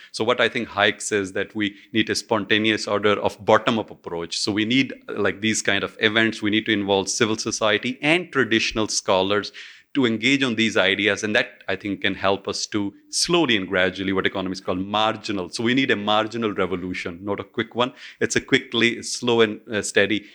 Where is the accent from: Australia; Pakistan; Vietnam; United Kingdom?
Pakistan; my home country, Pakistan